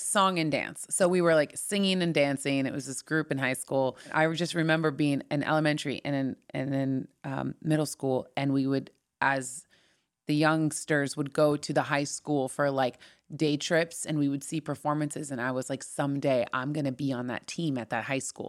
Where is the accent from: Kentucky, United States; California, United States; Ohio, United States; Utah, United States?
California, United States; Orange County, Southern; moved away; also born or lived in Los Angeles; I grew up in Orange County